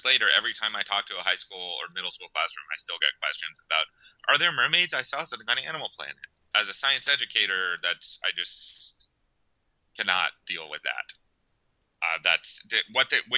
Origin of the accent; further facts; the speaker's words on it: Western Pennsylvania, United States; now in Miami, United States; I grew up in Western Pennsylvania.